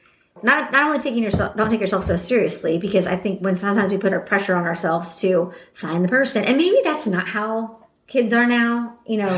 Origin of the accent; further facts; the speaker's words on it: Midwest, United States; born and raised in the Midwest, went to Mizzou, only time I had ever left